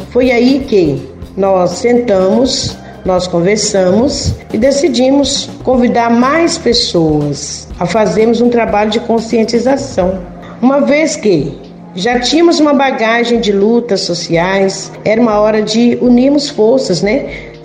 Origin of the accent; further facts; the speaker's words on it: Inhapim, Minas Gerais, Brazil; Sou da comunidade de Santo Antônio, paróquia São Sebastião de Inhapim.